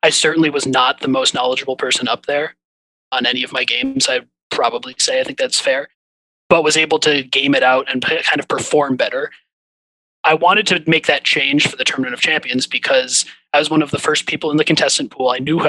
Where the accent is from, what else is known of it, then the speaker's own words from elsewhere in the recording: Minnesota, United States; Yeah, so I grew up in Minnesota and have been watching Jeopardy my whole life.